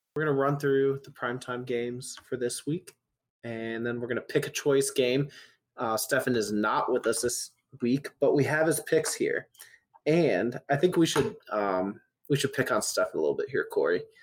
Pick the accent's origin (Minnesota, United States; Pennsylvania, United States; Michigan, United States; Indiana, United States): Indiana, United States; Indianapolis; I'm from Indianapolis